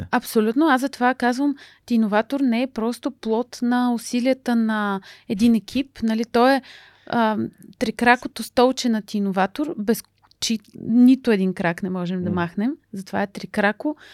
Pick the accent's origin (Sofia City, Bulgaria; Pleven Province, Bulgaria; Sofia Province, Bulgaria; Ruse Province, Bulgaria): Pleven Province, Bulgaria; Pleven; майка ми е от Русе, баща ми е от Плевен и съм завършила математическата гимназия в Плевен